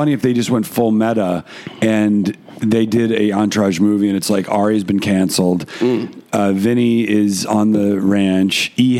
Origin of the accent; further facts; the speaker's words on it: New York, United States; So many of you know, I grew up in New York and now I don't.